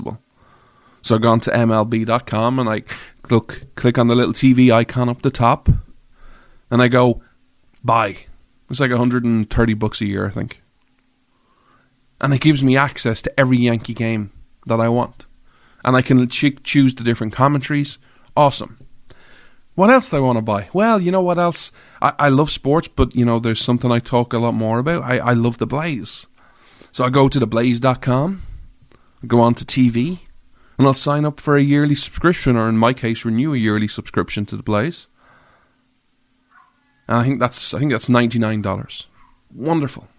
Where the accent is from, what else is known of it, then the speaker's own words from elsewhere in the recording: Ireland; I'm an Irish guy